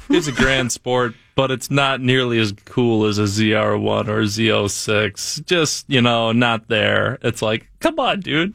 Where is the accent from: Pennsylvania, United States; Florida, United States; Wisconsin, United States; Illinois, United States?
Wisconsin, United States; I'm from Wisconsin